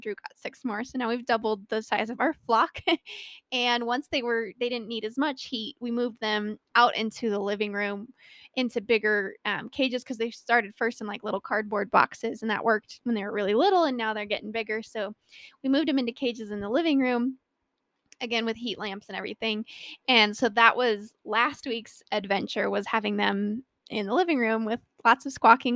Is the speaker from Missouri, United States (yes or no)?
no; Colorado, United States; born or raised there